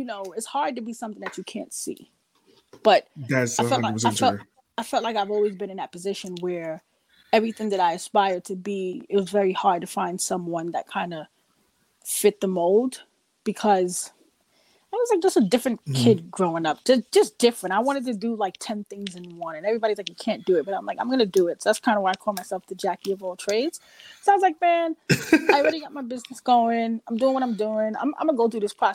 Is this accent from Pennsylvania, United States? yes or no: no; New York City, New York, United States; I grew up in Queens, New York, Jamaica, Queens